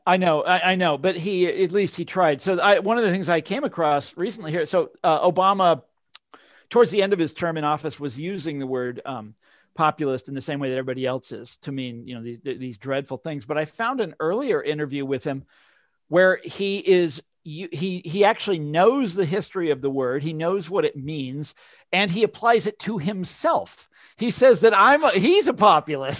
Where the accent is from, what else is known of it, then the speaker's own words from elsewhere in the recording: Mission Hills, Kansas, United States; I grew up in Mission Hills